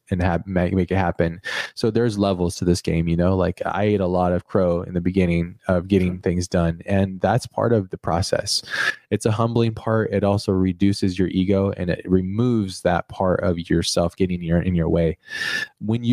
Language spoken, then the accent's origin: English; United States; I'm American.